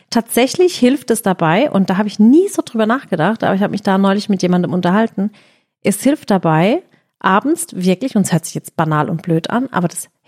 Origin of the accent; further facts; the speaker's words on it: Balingen, Baden-Württemberg, Germany; born there; Ich bin in Balingen geboren